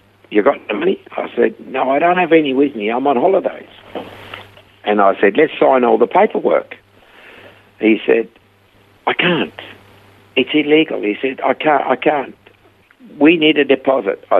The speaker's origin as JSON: {"language": "English", "country": "Switzerland", "also_born_or_lived": "Perth, Australia / Coffs Harbour, Australia", "accent": "heavy Swiss", "moved": "as an adult", "lives_now": "Australia", "said": "I had a heavy Swiss accent. And I said, from Switzerland"}